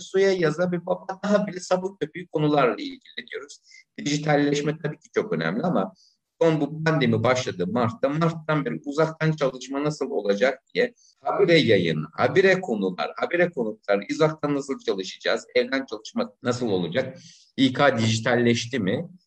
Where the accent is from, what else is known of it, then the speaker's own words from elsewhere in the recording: İzmir, Turkey; moved away as an adult; also born or lived in Istanbul; En sonunda memleketim İzmir'e döndüm. Şu anda İzmir'de özel bir okulun insan kaynakları